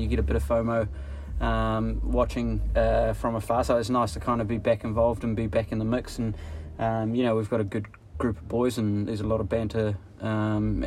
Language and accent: English; Mumbai, Maharashtra, India; now in New Zealand; being back in Mumbai, my hometown